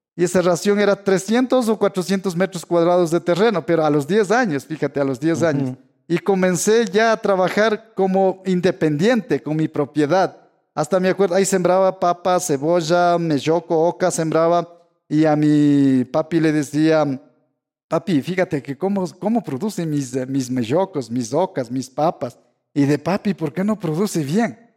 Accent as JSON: {"language": "Spanish", "country": "Ecuador", "tie": "born or raised there", "said": "yo soy el primer estudiante indígena de mi tierra"}